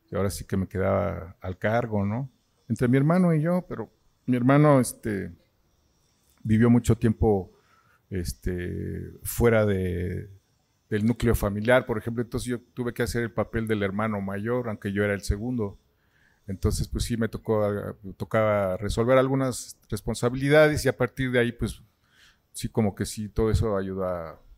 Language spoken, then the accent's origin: Spanish; Mexico City, Mexico; Pues he vivido en la ciudad, en muchas partes. O sea, mis padres andaban como judíos errantes. Yo nací en la Bondojito.